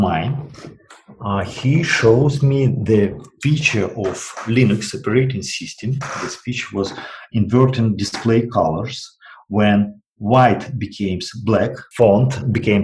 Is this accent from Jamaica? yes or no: no; Russia; I was from Russian province